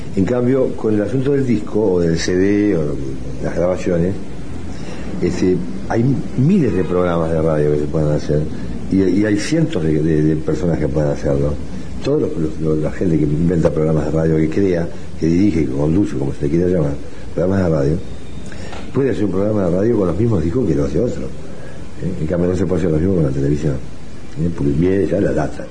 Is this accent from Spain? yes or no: no; Uruguay; Nací en el Uruguay, en un país muy pacífico allá en Guadalajara, en el 43.